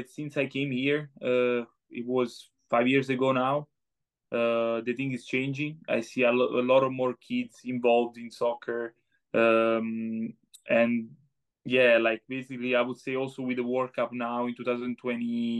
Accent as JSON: {"language": "English", "country": "Italy", "moved": "yes", "lives_now": "United States", "said": "as we say in Italy"}